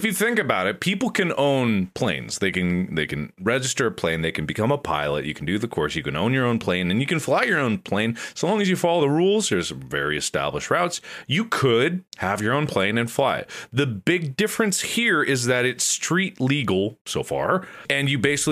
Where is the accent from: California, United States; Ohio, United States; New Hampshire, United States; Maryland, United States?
Ohio, United States; now in Los Angeles, United States; I come from Ohio